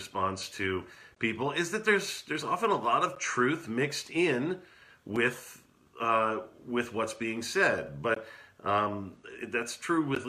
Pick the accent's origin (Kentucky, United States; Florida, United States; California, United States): California, United States; moved away; my hometown in California